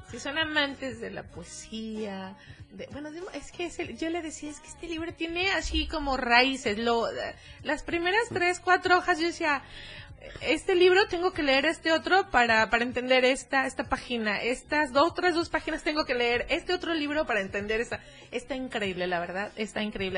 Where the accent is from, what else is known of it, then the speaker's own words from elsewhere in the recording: Cuernavaca, Morelos, Mexico; yo soy de Cuernavaca